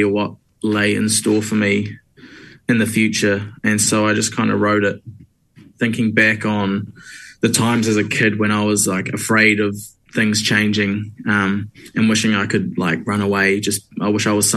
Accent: Hamilton, Waikato, New Zealand; moved away as an adult; now in Wellington, New Zealand; I am originally from Hamilton

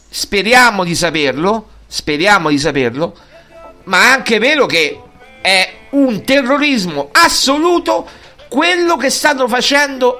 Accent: Lazio, Italy; sono del Lazio

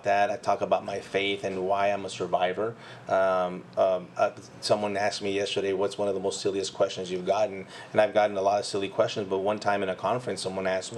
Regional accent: United States; born or raised there; first language Spanish; English is a second language

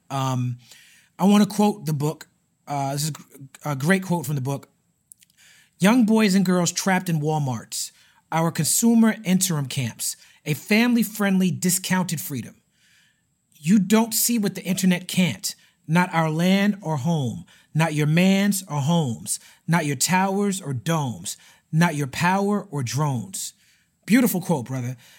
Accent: New York City, New York, United States; when I was growing up in Brooklyn

